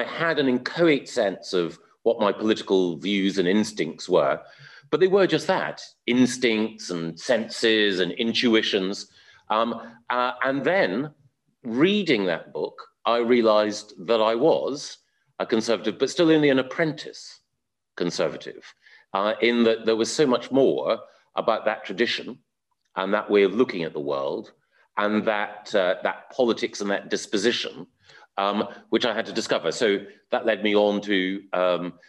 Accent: Aberdeen, Scotland, United Kingdom; I was brought up in Aberdeen in Scotland

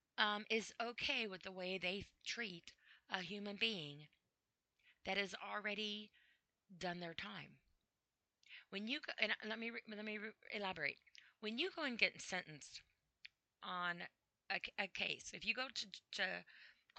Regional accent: United States; I am an American. I'm proud to be an American

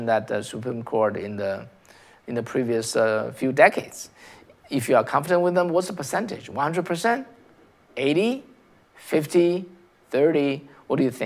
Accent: China; now in United States; I came from China, right? I came from China.

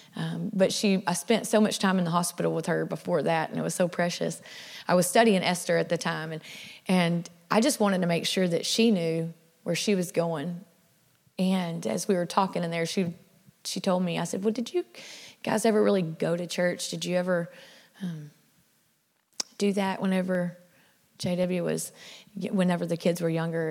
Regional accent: South Louisiana, United States; I was raised in South Louisiana.

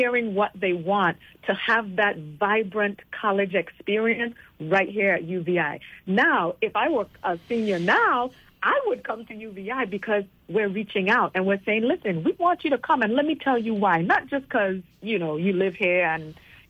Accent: St. Thomas, U.S. Virgin Islands; also born or lived in Hampton, Virginia; I was born and raised here in St. Thomas

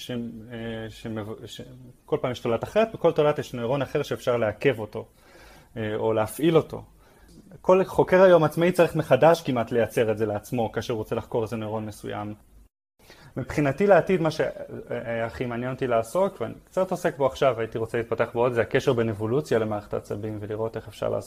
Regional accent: Tel Aviv, Tel Aviv District, Israel; also born or lived in Hod HaSharon / Netanya; אה, אני גדלתי בתל אביב ובהוד השרון. דווקא בתקופה עם דוד שלי היינו, גרנו עוד בנתניה, עברתי הרבה מקום.

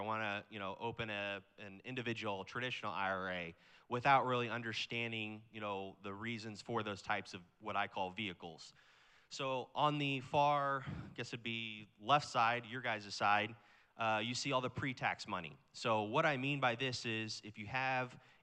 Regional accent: Kansas City, Missouri, United States; I'm from Kansas City, Missouri

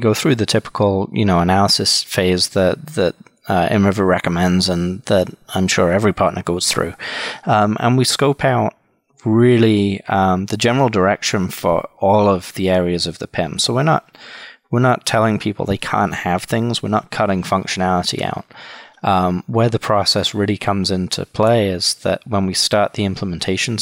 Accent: England, United Kingdom; moved away as an adult; also born or lived in Wisconsin, United States; now in Milwaukee, United States; originally I'm from the UK. Born and raised in England. Moved to the US in 1999, where I went to college.

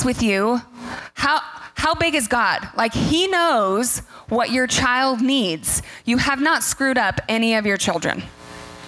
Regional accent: the Northwest, Pacific Northwest, United States; We're from the Northwest.

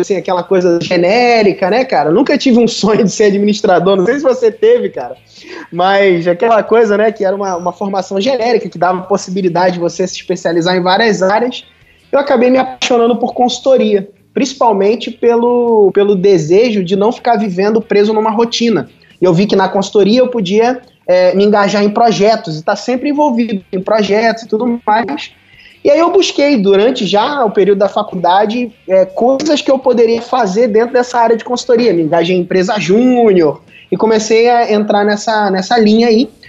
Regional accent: Cabo Frio, Rio de Janeiro, Brazil; sou de Cabo Frio

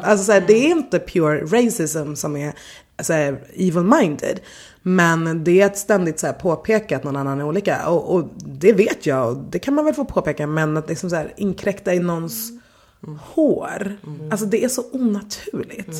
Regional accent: Stockholm, Stockholm County, Sweden; jag har levt hela, eller nästan hela mitt liv här

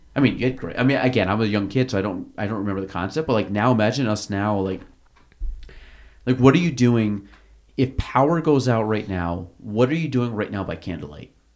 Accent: Chazy, New York, United States; I grew up in Chasey

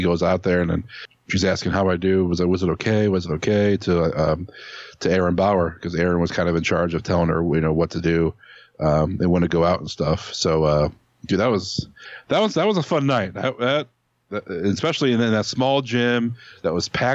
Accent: Cleveland, Ohio, United States; I'm from Cleveland

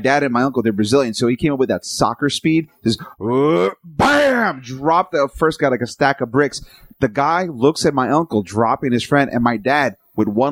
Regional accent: New York, United States; I grew up in New York

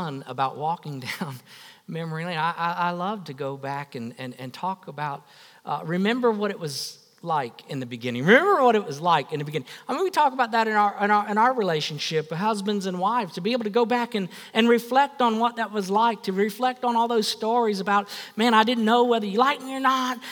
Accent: West Palm Beach, Florida, United States; I went back home, West Palm Beach. I was a girl from West Palm Beach. I went back home and I had a fort in my backyard

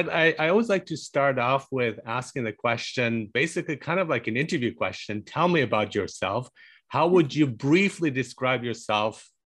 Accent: Germany; also born or lived in Iran; now in Canada; I was born in Iran, but that's not the place I would identify with, because I grew up in Germany and I live in Canada and so on.

